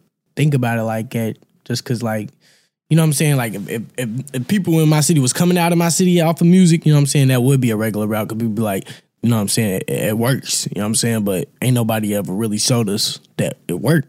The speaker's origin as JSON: {"language": "English", "town": "Louisville", "region": "Kentucky", "country": "United States", "said": "I'm from Louisville, Kentucky, South Side."}